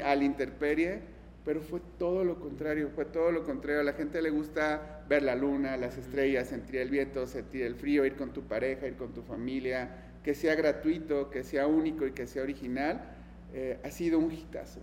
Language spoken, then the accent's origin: Spanish; Mexico; also born or lived in Germany / Guadalajara